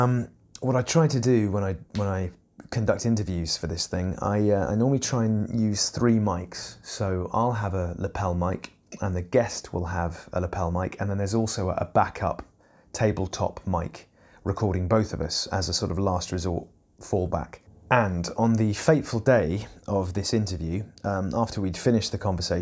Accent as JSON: {"language": "English", "town": "Eastbourne", "region": "South East England", "country": "United Kingdom", "tie": "born or raised there", "said": "I grew up in Eastbourne"}